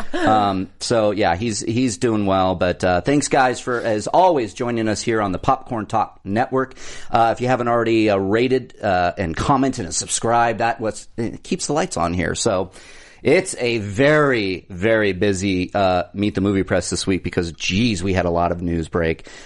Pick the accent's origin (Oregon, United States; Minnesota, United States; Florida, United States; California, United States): California, United States; Orange County; I grew up in Orange County